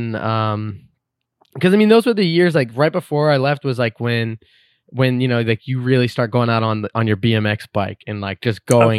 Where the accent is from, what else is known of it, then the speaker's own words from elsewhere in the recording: Concord, California, United States; No, I was born and raised in California. I'm from the East Bay. I'm from Concord, California.